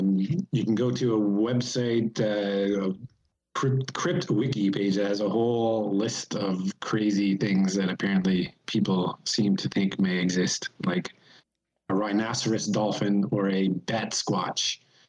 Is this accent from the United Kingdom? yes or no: no; Gander, Newfoundland and Labrador, Canada; I grew up in Newfoundland, and I was born in Gander, Newfoundland, where the musical was set.